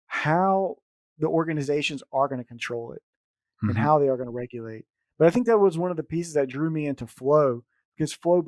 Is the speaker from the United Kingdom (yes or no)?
no; United States; now in Germany; I'm American, but I live in Germany.